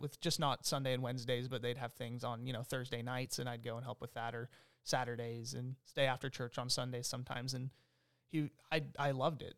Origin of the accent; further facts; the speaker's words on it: Longview, Texas, United States; also born or lived in Omaha, Nebraska / Topeka, Kansas; I grew up here in, in Longview, Texas